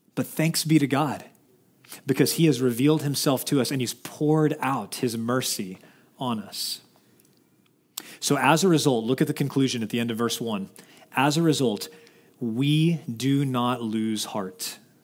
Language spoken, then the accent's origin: English; Dallas, Texas, United States; I'm from Dallas